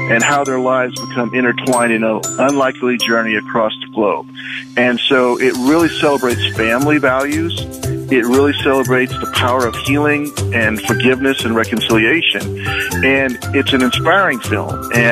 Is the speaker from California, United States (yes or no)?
no; Liberal, Kansas, United States; growing up in Liberal, back when I was young, we didn't have the internet.